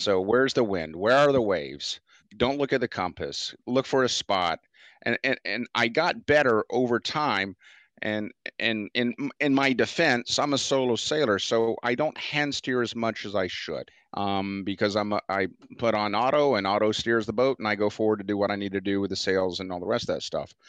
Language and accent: English; United States; I'm from Chesapeake Bay. Yeah, we have crab traps and so forth